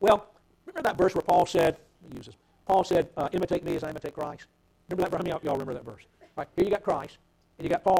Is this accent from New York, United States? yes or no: no; Atlanta, Georgia, United States; I'm from Atlanta.